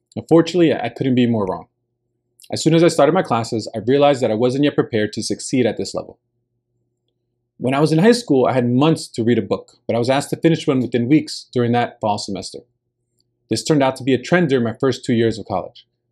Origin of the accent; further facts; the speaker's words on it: New Jersey, United States; first language Spanish; English is a second language; moved away as an adult; I had rarely traveled out of my home state of New Jersey